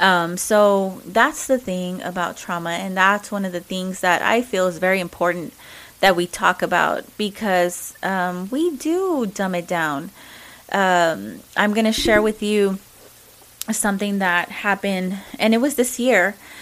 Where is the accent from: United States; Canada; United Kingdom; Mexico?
Mexico; accent: Mexican; English is a second language; Sorry, you know, my Mexican accent.